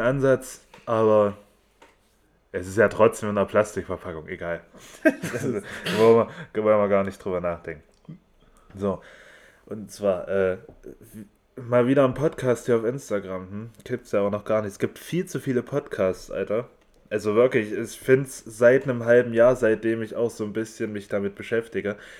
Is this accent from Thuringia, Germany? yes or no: yes; Erfurt, Thuringia, Germany; ich komme aus Erfurt, genau wie der Paul